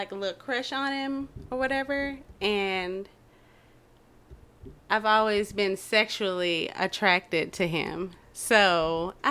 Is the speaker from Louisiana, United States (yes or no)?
yes; Louisiana, United States; I'm from Louisiana